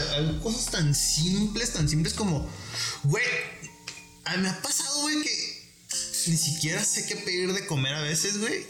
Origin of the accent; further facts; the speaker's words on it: Guadalajara, Jalisco, Mexico; soy, de Olatos